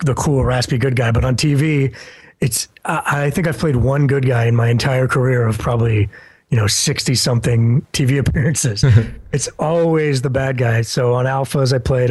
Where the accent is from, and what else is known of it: Canada